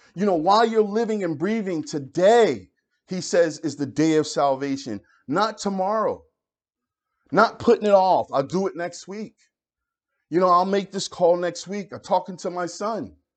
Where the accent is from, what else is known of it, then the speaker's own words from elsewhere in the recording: Philadelphia, Pennsylvania, United States; I grew up in Philadelphia